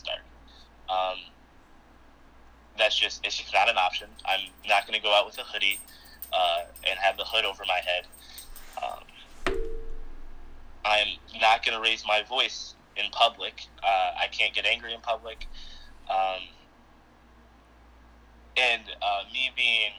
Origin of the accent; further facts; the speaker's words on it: Midland, Michigan, United States; also born or lived in Saginaw, Michigan; I was born in Saginaw, raised in Midland, Michigan